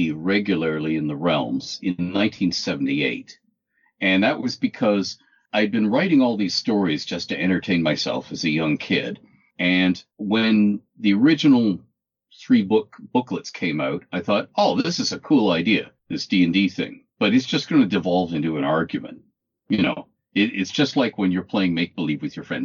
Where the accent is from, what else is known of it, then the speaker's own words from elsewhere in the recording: Canada; I'm 60 years old. I'm Canadian, male.